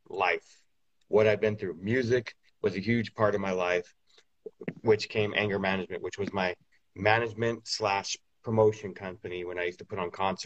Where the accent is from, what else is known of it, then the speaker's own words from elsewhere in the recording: California, United States; also born or lived in New Mexico; I'm from California, born and raised pretty much